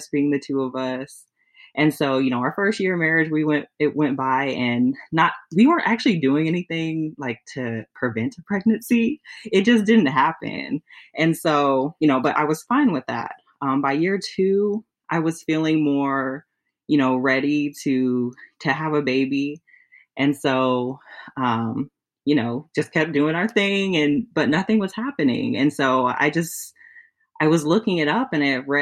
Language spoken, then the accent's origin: English; California, United States; moved away as an adult; now in Michigan, United States; I'm originally from California and he's from Michigan. So we live in Michigan now. I moved here when we got engaged.